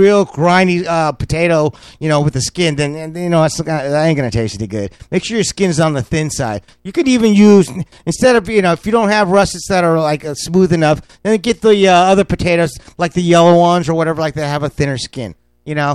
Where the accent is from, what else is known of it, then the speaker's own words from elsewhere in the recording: California, United States; I'm from California.